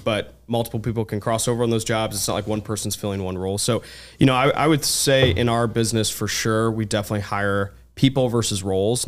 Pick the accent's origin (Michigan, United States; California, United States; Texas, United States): Michigan, United States; Ann Arbor; I'm originally from Ann Arbor, Michigan